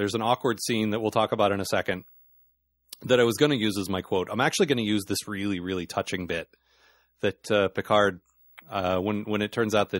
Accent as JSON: {"language": "English", "region": "Alaska", "country": "United States", "said": "Oh, no. I'm from Alaska."}